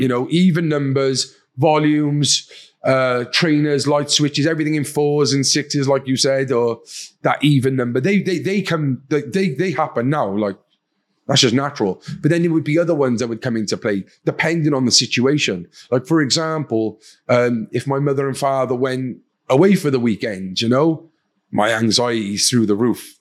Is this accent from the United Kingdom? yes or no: yes; Cardiff, Wales, United Kingdom; accent: Welsh; I'm from Cardiff, uh, capital city of Wales, um, from an area called Fairwater or Pentrebing, kind of the same area. Um, typical council estate, uh, loving family.